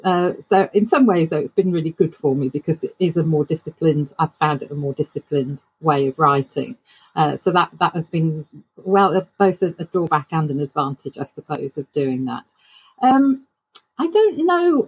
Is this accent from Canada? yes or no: no; United Kingdom; I'm a British author.